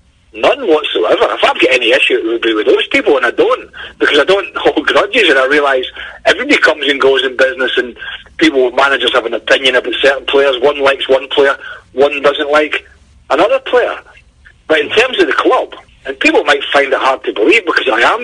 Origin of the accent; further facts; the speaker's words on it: Cumnock, Scotland, United Kingdom; moved away; also born or lived in Glasgow / East Midlands; I'm not a Glaswegian, I'm from down in mining village in Cumnock